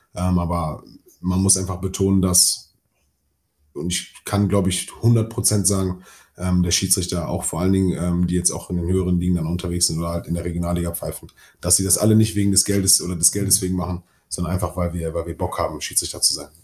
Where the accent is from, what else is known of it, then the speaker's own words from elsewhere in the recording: Duisburg, North Rhine-Westphalia, Germany; meine Heimatstadt